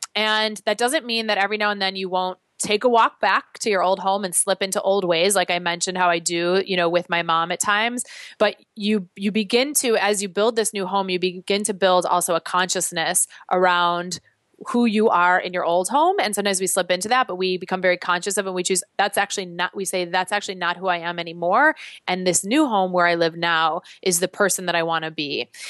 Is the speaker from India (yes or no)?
no; Chicago, Illinois, United States; now in New York, United States; I'm originally from Chicago, so Chicago very much feels like my home